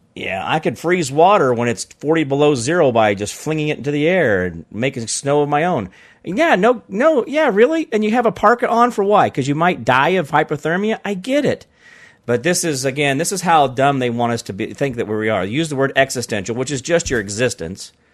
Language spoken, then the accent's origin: English; Phoenix, Arizona, United States; moved away as an adult; born in Phoenix. I lived there off and on most of my life, and well, I haven't lived there for twenty years now.